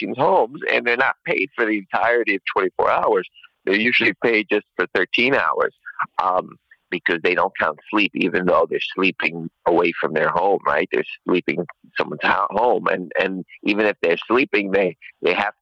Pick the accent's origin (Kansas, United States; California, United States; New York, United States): New York, United States; New York City; I'm a Queens native, born and raised in Queens, grew up in Queens.